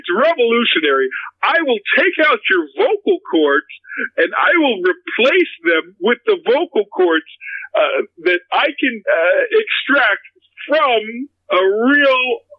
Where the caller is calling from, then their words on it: Beverly Hills, California, United States; I'm calling from Beverly Hills, California.